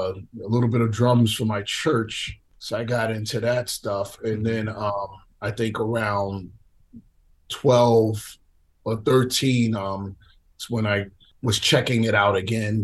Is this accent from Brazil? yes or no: no; New York City, New York, United States; I grew up in Coney Island, Brighton Beach, Brooklyn.